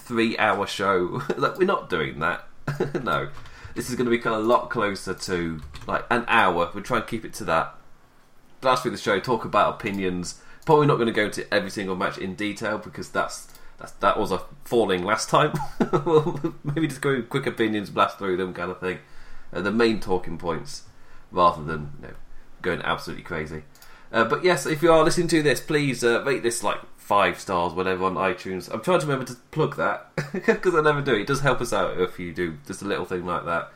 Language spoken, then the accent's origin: English; England, United Kingdom; being English